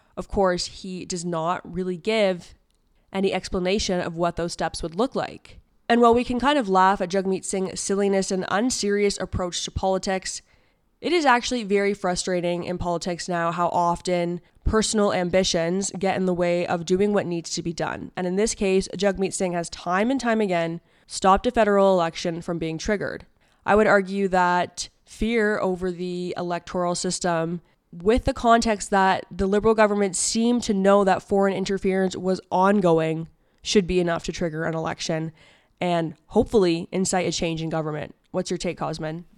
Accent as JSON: {"language": "English", "region": "Ontario", "country": "Canada", "said": "I am from Ontario."}